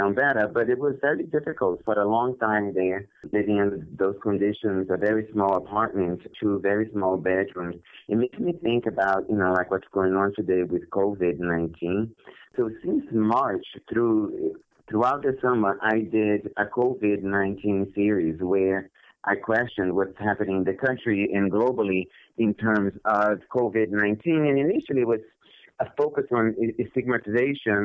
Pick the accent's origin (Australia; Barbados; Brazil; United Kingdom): Brazil; moved away as an adult; I was born in Brazil many, many years ago, and I basically lived in Brazil for my entire childhood and my adolescence